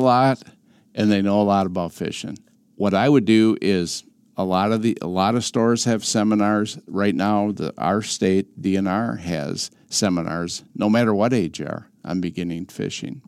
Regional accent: Wisconsin River, United States; I grew up on the Wisconsin River, two blocks off.

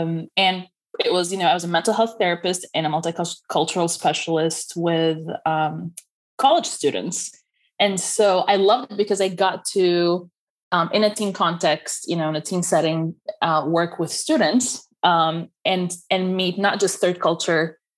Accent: United States; if I say I'm Egyptian American, people assume that it means that, like, it depends on where I am.

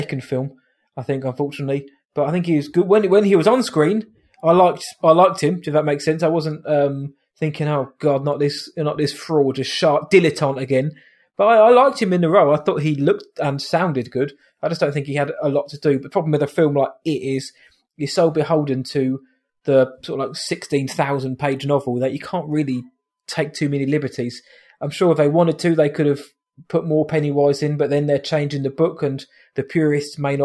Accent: United Kingdom; we are British after all.

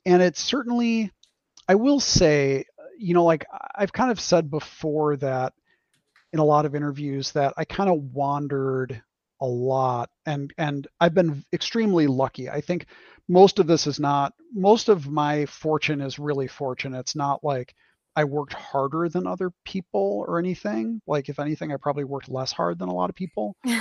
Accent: Wisconsin, United States; in the 80s, which is when I was growing up, um, finding people who played d&d in a mm-hmm. small town a small wisconsin town

